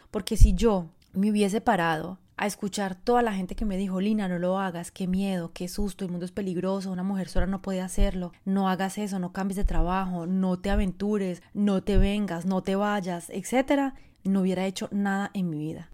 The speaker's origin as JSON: {"language": "Spanish", "country": "Colombia", "also_born_or_lived": "France", "moved": "as an adult", "said": "Yo, bueno, soy colombiana, si me conoces, Llevo 23 años viviendo fuera de Colombia, viví, durante 22 años en Francia"}